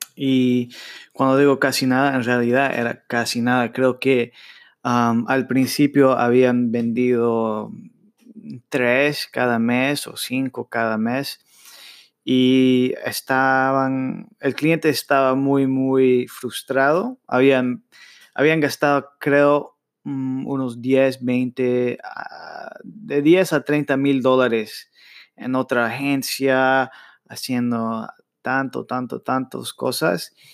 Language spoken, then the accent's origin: Spanish; United States; yo nací en Estados Unidos, pero mis padres son latinos. Yo crecí hablando inglés en la escuela y español con mis padres